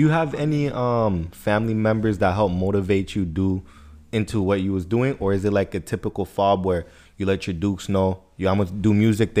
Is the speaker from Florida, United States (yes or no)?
yes; Florida, United States; now in Edmonton, Canada; Bro, me, I'm from Florida.